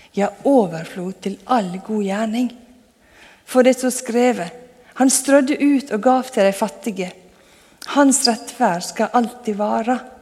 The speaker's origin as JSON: {"language": "Norwegian", "area": "Sunnmøre", "region": "Møre og Romsdal", "country": "Norway", "tie": "born or raised there", "moved": "yes", "said": "Jeg vokste opp på Sunnmøre, og da på ei bygd der skal du helst ikke skryte av noen ting"}